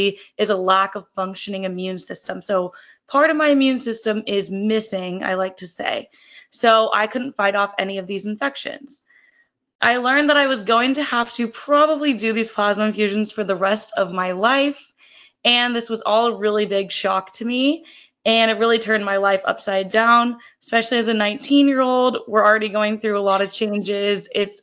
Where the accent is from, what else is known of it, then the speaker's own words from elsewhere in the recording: Kansas City, United States; moved away as an adult; also born or lived in Fort Collins, Colorado; now in San Diego, United States; I'm originally from Kansas City, and then I moved to Fort Collins, Colorado to attend Colorado State University